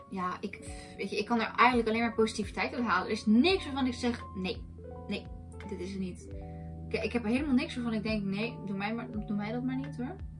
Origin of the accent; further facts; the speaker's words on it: Netherlands; wij komen uit Nederland, wij hebben hier andere historische verhalen